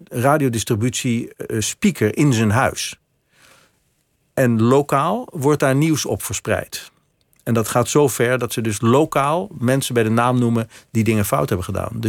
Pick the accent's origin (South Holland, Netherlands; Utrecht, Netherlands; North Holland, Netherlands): North Holland, Netherlands; Amsterdam; born or raised there